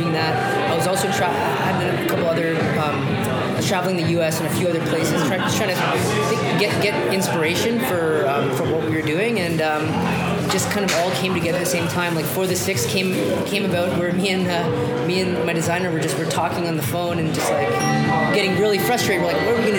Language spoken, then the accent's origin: English; Toronto, Ontario, Canada; I'm from Toronto, born and raised, came up from Scarborough, went to school here, worked here